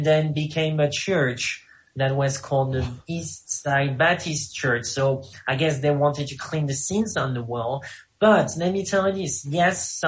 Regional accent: France; accent: French; English is a second language; moved away; with my French accent

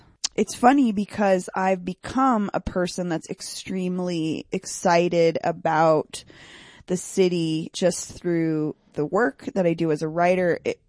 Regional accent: Denver, Colorado, United States; I grew up, it's a neighborhood called Virginia Village. Do you know where George Washington High School is?

